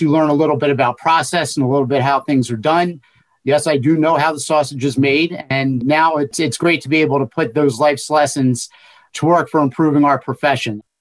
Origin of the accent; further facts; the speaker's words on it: Cinnaminson, New Jersey, United States; I was an elected official in my hometown of Cinnaminson for 16 years